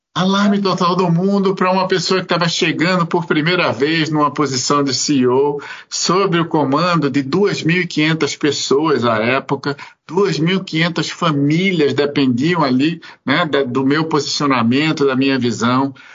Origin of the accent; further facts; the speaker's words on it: Pernambuco, Brazil; moved away; eu sou pernambucano, eu sou nordestino, eu vim, na verdade, de uma família sobre algum aspecto muito muito patriarcal